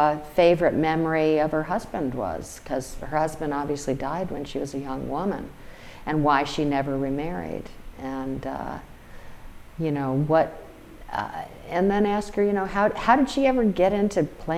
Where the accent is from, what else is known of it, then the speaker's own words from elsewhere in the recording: Albany, New York, United States; when I was a teenager growing up in Albany, New York